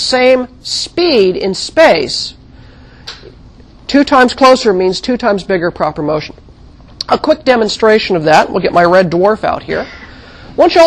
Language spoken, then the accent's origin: English; Midwest, United States; also born or lived in Kansas / Missouri; now in California, United States; I didn't actually live in California all my life. I grew up in the Midwest, and I lived in Kansas and Missouri for a while as a very young child